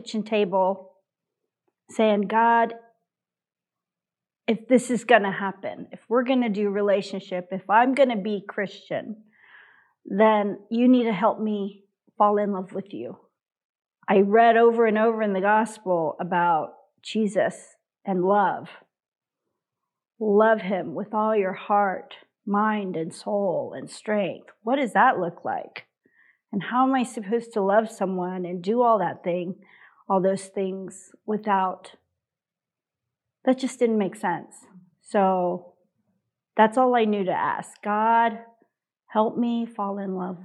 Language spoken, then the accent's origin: English; United States; I'm Korean American.